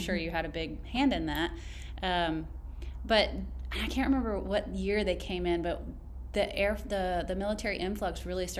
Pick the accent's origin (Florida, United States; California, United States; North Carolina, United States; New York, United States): Florida, United States; Baker; I'm from this area, and I grew up in Baker, Scambia Farms.